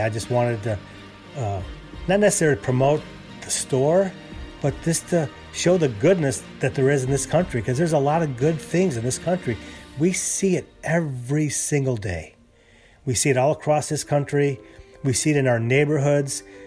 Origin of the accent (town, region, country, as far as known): Chicago, Illinois, United States; moved away as an adult; also born or lived in California; now in Houston, United States